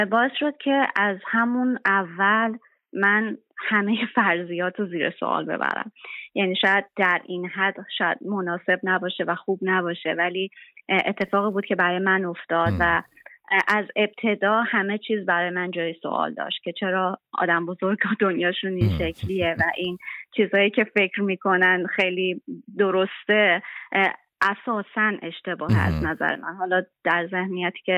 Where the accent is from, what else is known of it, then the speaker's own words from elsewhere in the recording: Hamedan, Hamadan Province, Iran; من در شهر همدان متولد شدم و دوران کودکی و نوجوانیمو اونجا گذروندم